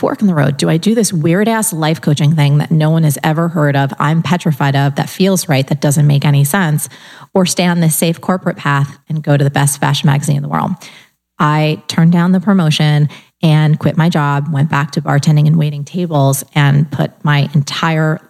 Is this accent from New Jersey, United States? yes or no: yes; New Jersey, United States; I'm also from New Jersey